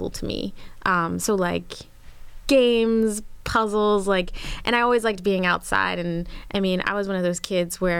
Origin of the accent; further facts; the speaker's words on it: Philadelphia, Pennsylvania, United States; moved away as an adult; I grew up in Philly. It was, well, suburb right outside of Philly. Lived there until I was 18